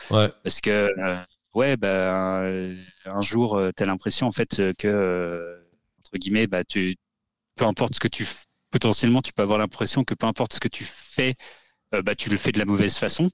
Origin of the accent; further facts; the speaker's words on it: Haute-Savoie, Auvergne-Rhône-Alpes, France; now in Auvergne, France; je suis pas du tout auvergnat de base. Moi, je viens de Haute-Savoie.